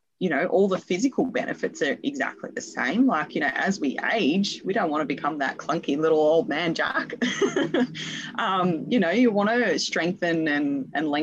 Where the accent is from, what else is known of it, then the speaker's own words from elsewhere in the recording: Perth, Western Australia, Australia; I'm also from Perth, Western Australia